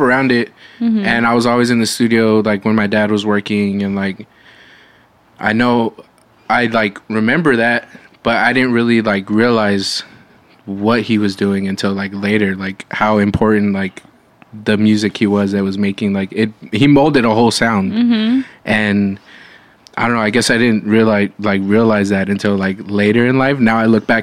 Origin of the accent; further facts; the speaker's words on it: Corpus Christi, Texas, United States; I grew up in Corpus Christi, Selenaville is what we called it.